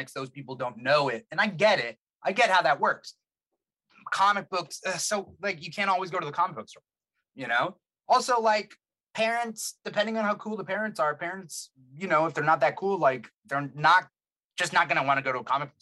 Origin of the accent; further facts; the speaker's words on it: Fullerton, California, United States; I'm from Fullerton in California, Southern California, Orange County